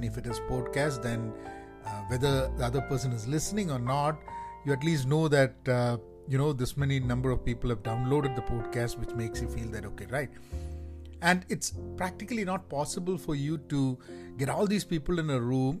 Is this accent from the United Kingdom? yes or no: no; India; first language Malayalam; English is a second language; English is not my first language. My first language is Malayalam